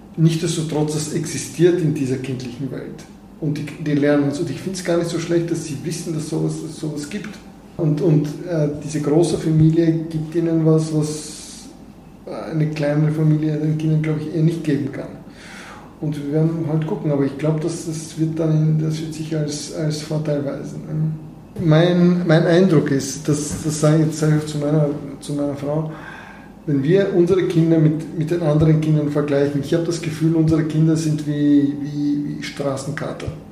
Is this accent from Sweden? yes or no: no; Sofia, Sofia City, Bulgaria; German is a second language; moved away as an adult; also born or lived in Vienna, Austria / Germany / United States; Ich fühle mich sehr wohl in Sofia. Das ist halt meine Stadt, ich bin hier aufgewachsen.